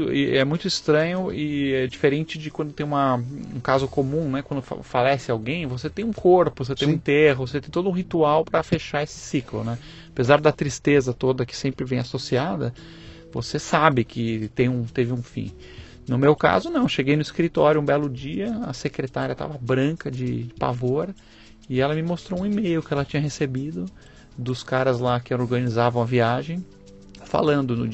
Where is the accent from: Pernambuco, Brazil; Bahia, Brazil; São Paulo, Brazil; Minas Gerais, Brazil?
São Paulo, Brazil; born there; nasci em São Paulo.